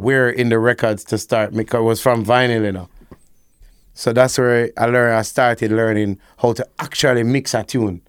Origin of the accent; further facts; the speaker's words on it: Kingston, Jamaica; I grew up, like, you know, uptown, but maybe in Ligani